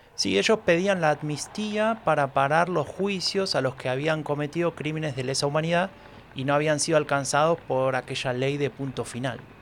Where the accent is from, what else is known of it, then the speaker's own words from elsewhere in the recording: Buenos Aires, Argentina; Nací en 1983, en Buenos Aires